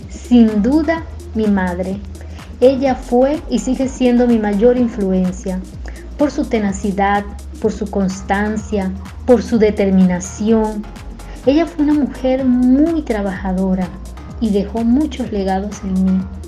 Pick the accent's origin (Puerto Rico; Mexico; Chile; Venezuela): Venezuela; moved away as an adult; now in Brazil; venezolana de nacimiento